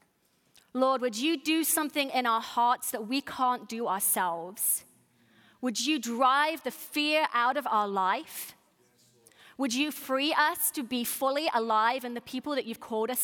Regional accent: United Kingdom; what I'm calling a ham sandwich, because I'm British

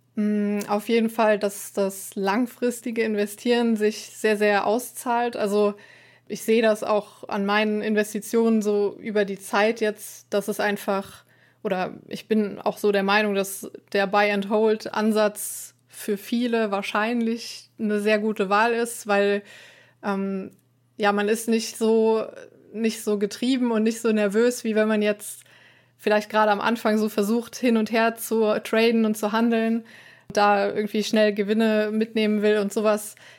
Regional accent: Trier, Rhineland-Palatinate, Germany; Aus Trier

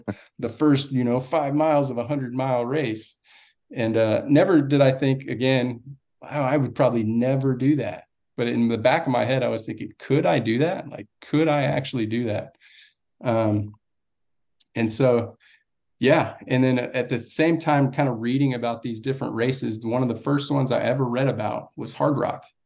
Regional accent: Austin, Texas, United States; also born or lived in Laredo, Texas; now in Florida, United States; when I was about one, we moved to Austin. And so I pretty much grew up in Austin, Texas.

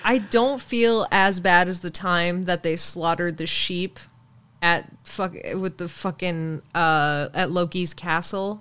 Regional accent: Canada; I'm from Canada

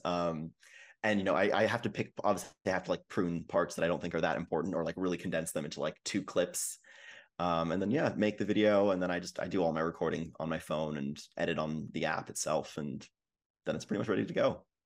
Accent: Vancouver, British Columbia, Canada; I'm from Vancouver

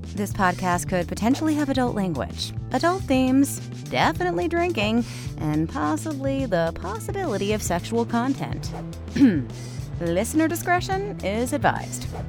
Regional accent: Atlanta, Georgia, United States; moved away as an adult; also born or lived in Rio de Janeiro, Brazil; I currently am back in my hometown of Atlanta.

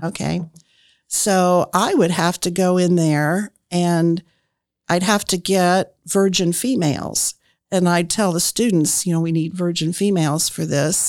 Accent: Indianapolis, Indiana, United States; moved away as an adult; also born or lived in Marion, Indiana; I grew up in Indianapolis, and when I graduated from Arlington High School, I went to Ball State

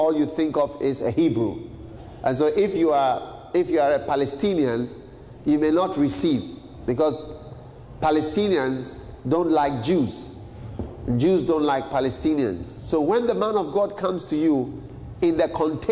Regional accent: Ghana; a Ghanaian, as a black man

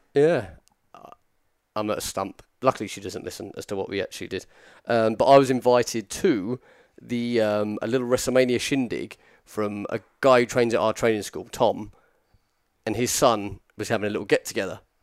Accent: near Petersfield, South East England, United Kingdom; to say I'm from Petersfield is just like a blatant lie

